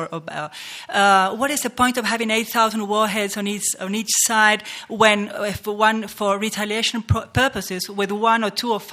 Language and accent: English; Argentina; I come from Argentina